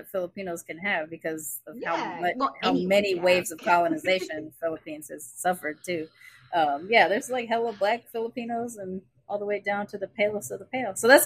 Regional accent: United States; leaving the place that I was born

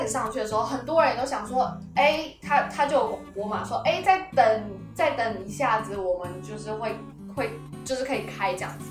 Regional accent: Taiwan; 我连身为一个台湾人

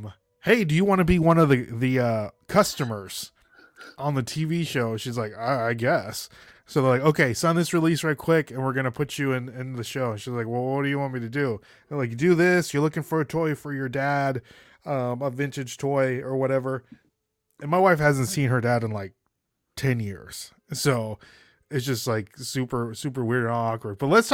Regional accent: Nashville, Tennessee, United States; this is me meeting Jen and Doug, you know, telling them I'm the guy from Nashville.

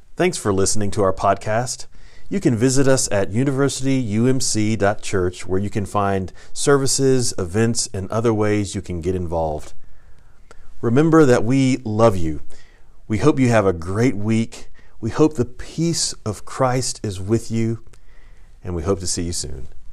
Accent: Texas, United States; I'm from Texas

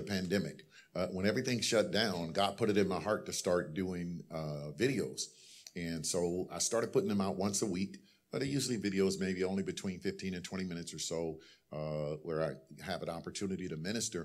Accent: Ohio, United States; now in San Fernando Valley, United States; I'm from Ohio

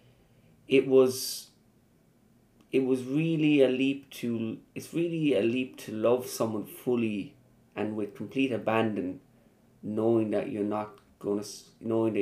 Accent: Ireland; moved away as an adult; now in Paris, France; in my hometown

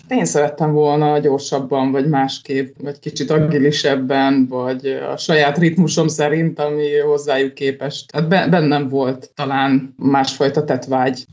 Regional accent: Hungary; így vidéken nőttem fel

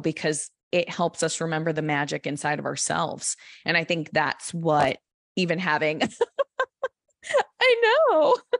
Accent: Connecticut, United States; moved away; I don't live there anymore, but I grew up in Connecticut.

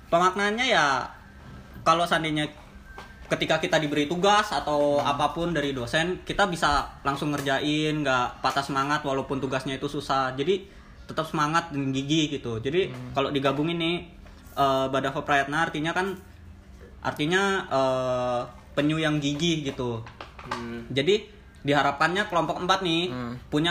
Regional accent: Lampung, Indonesia; also born or lived in Yogyakarta; aku sih murni apa lahir dari Jogja, cuman dari SD karena bapak pindah tugas jadi ke Lampung.

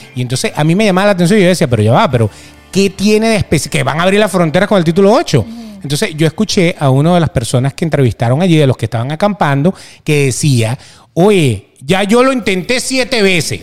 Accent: Venezuela; now in United States; nos encantaba vivir en Venezuela

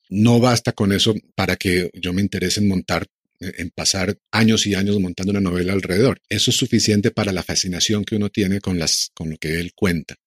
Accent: Colombia; todos como colombianos

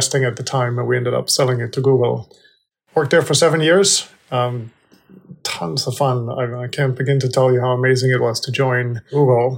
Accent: Denmark; moved away as an adult; also born or lived in California; I was born and raised in Denmark

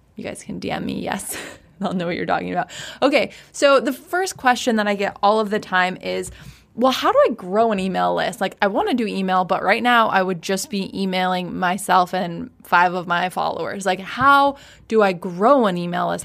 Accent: Washington, United States; moved away as an adult; also born or lived in San Diego / Maui; ended up back in Washington, where we grew up.

